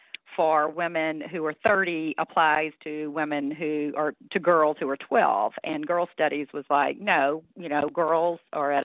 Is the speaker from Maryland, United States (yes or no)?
no; North Louisiana, United States; now in Alabama, United States; girl growing up in North Louisiana in a rural community